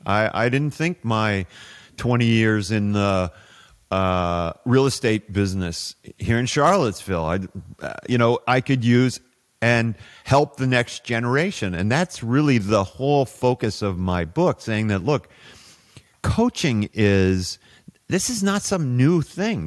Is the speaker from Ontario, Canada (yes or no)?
yes; Toronto, Ontario, Canada; moved away as an adult; also born or lived in Saudi Arabia / Houston; I grew up in Toronto